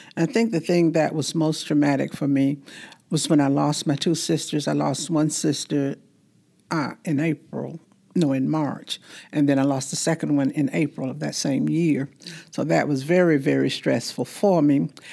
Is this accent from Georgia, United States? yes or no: yes; Fort Valley, Georgia, United States; I'm from Fort Valley, Georgia